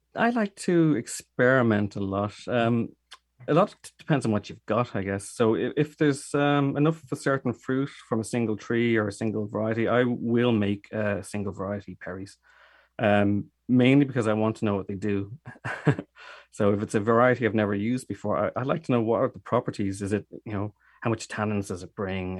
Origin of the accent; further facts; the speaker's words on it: Dublin, Leinster, Ireland; accent: Irish; moved away as an adult; now in Germany; I am Irish. I'm from Dublin, and, uh, we moved to, uh, Germany thirteen years ago